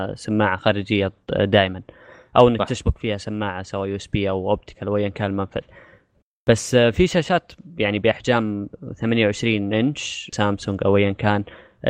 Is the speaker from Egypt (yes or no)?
no; Saudi Arabia; عندنا في السعوديه